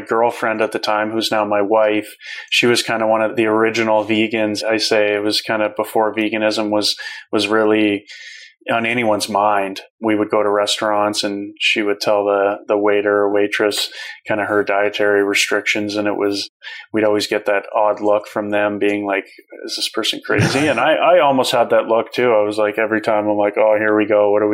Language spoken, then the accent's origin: English; Calgary, Alberta, Canada; my hometown that day of Calgary